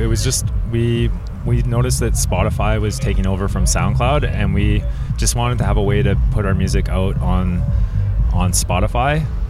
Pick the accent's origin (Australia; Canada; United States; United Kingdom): Canada; Kelowna, British Columbia; moved away as an adult; now in Whistler, Canada; I grew up in BC in Kelowna, but moved there just for the winter in 2006 and just never left.